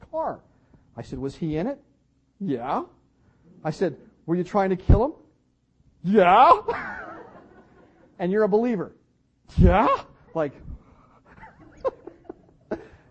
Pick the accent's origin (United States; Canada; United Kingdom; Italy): Canada; I'm from Canada